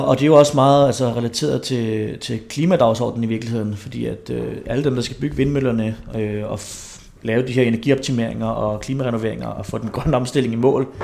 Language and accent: Danish; Herlev, Capital Region of Denmark, Denmark; jeg er opvokset i Herlev, så jeg har også stadig nogle af de der gamle Herlev-drenge